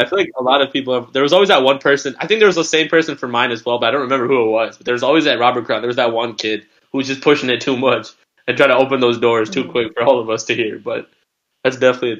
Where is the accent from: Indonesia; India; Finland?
India; I mean, we're Indian people don't be eating like 6 o'clock